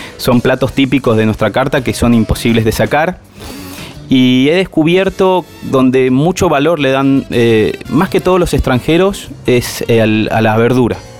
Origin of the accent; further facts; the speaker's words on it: Buenos Aires, Argentina; moved away as an adult; also born or lived in Mendoza; now in San Rafael, Argentina; yo soy de Buenos Aires, hace 15 años que estoy en Mendoza